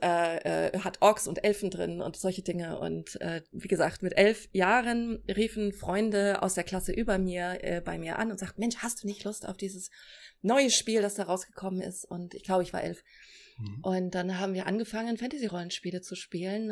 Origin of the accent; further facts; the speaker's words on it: Celle, Lower Saxony, Germany; moved away as an adult; now in Berlin, Germany; ich komme aus Celle. Ja. Bin da aufgewachsen und zur Schule gegangen